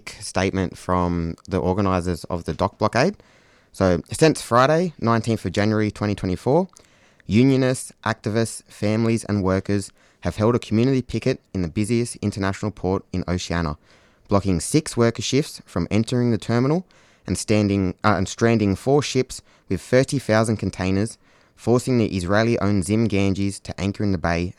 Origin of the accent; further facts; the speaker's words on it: south coast of New South Wales, Australia; I'm from the Wani-Wandian people of the UN Nation, which is up on the south coast of what is now known as New South Wales